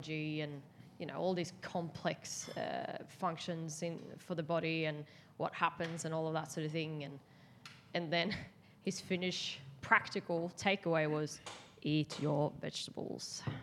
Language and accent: English; Sweden; moved away as an adult; now in Australia; I'm from Sweden